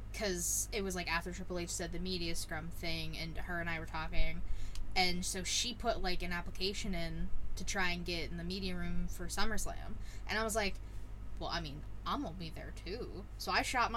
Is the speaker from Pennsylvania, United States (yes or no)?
yes; Pittsburgh, Pennsylvania, United States; Payback's in my hometown. It's in Pittsburgh